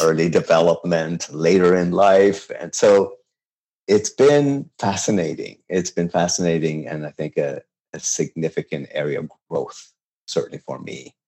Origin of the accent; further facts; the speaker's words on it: Tehran, Tehran Province, Iran; English is a second language; also born or lived in Babol; now in United States; I was born and raised in Tehran, and this is you know the city that I'm most related